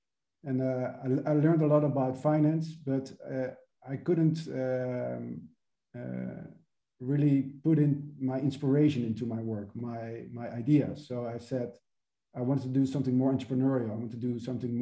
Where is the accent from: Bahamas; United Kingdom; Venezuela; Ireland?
Venezuela; moved away; also born or lived in United States / Amsterdam; I was born and raised in Venezuela